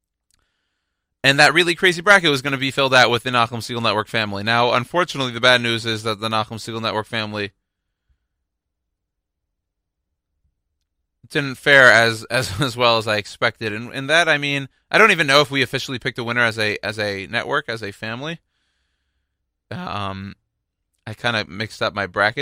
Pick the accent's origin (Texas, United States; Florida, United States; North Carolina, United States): Texas, United States; Houston; my hometown, so the Houston Rockets